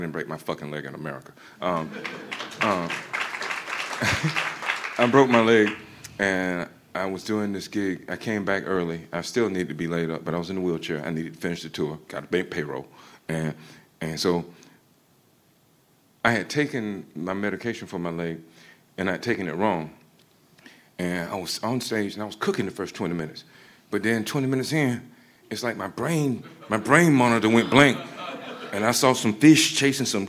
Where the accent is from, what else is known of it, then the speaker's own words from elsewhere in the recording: Georgia, United States; moved away as an adult; now in United Kingdom; back home in Georgia, I felt like an outsider all the time